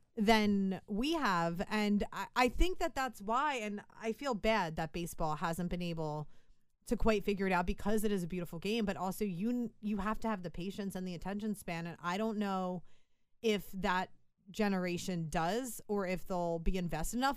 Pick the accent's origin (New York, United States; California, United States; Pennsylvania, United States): Pennsylvania, United States; Philadelphia; we're from Philadelphia